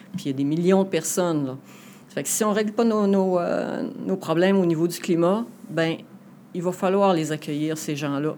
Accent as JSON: {"language": "French", "town": "Saguenay", "region": "Quebec", "country": "Canada", "said": "Donc ici dans la région, moi je suis une Saguenéenne convaincue"}